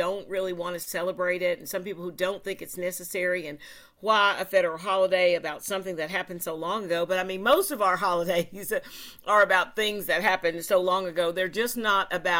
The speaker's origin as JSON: {"language": "English", "region": "Tennessee", "country": "United States", "said": "in Tennessee, we actually celebrate something called the 8th of August"}